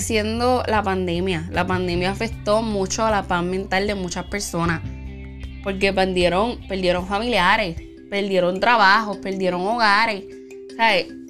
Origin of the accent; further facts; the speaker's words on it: Puerto Rico; Yo también soy de Puerto Rico